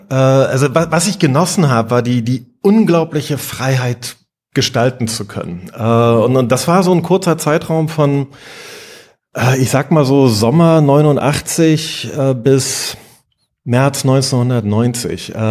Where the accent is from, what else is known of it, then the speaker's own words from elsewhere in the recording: East Germany, Germany; Ich war, ich bin in der DDR groß geworden. Ich war 16, als die Wende anfing